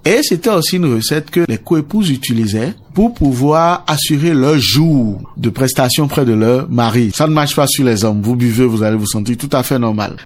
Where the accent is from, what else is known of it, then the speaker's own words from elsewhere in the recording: Benin; Chez nous, au Bénin, on a la nature qui est abondante et généreuse